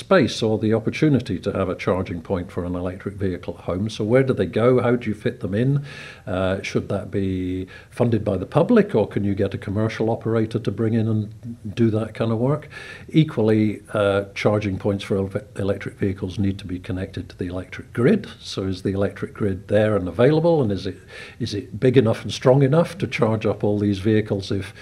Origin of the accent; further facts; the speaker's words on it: Scotland, United Kingdom; now in Isle of Man; I come from Scotland